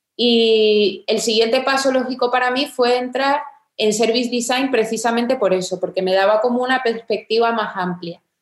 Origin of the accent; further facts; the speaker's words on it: Tenerife, Canary Islands, Spain; moved away as an adult; also born or lived in England; soy de Tenerife